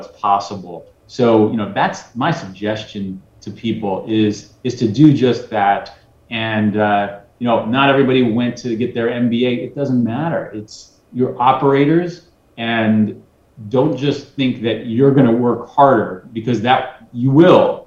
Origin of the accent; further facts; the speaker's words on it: New York City, New York, United States; I'm from Brooklyn, I'm a hustler